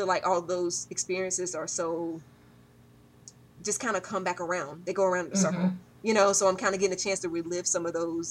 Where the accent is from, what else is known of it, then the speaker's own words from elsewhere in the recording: Roanoke Rapids, North Carolina, United States; My hometown is Roanoke Rapids, North Carolina.